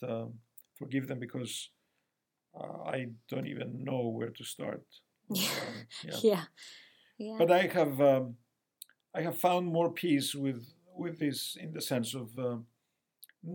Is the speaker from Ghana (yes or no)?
no; Cyprus; moved away; also born or lived in Canada; we went to my hometown. We went to the church where I grew up